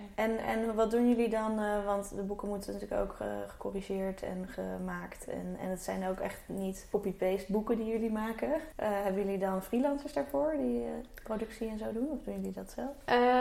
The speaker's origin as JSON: {"language": "Dutch", "town": "Alphen aan den Rijn", "region": "South Holland", "country": "Netherlands", "tie": "born or raised there", "said": "ik ben ook opgegroeid in Alphen aan de Rijn"}